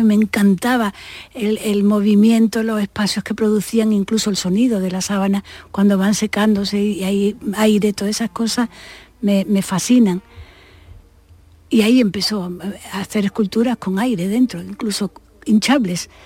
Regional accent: Málaga, Andalusia, Spain; moved away as an adult; also born or lived in Madrid / Barcelona; me fui a la Escuela de Artes y Oficio, que era lo que había entonces en Málaga, no había Bellas Artes. Y además estaba enfrente de mi casa

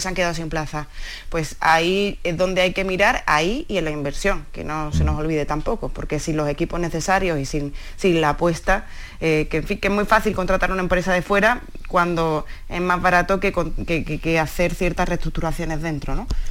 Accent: Seville, Andalusia, Spain; Yo soy de Sevilla

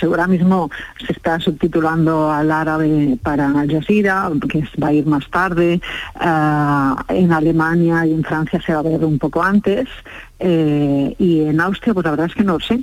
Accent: Catalonia, Spain; yo soy catalana

